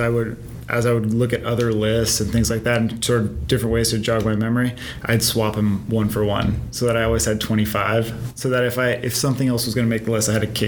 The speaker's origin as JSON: {"language": "English", "region": "West Coast", "country": "United States", "said": "we're from the West Coast. We don't understand."}